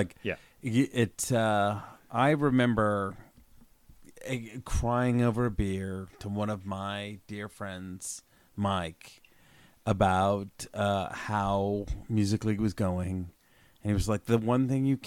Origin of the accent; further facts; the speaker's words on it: Alberta, Canada; I grew up in Hickish, Alberta